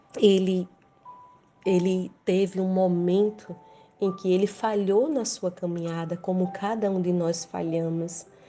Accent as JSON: {"language": "Portuguese", "region": "Rio Grande do Norte", "country": "Brazil", "said": "sou do Brasil, Rio Grande do Norte"}